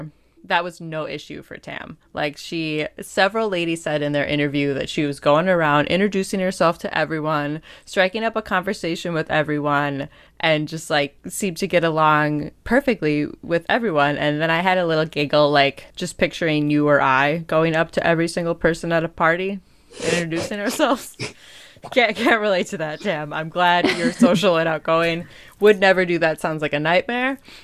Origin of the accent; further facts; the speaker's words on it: Packers territory, Wisconsin, United States; you and I come from Packers territory where every man, woman, child, dog watches football